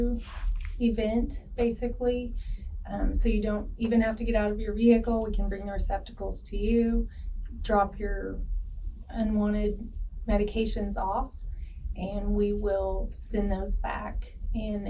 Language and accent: English; Knox County, Indiana, United States; I grew up in Knox County. I graduated from South Knox High School, and I went to Vincent University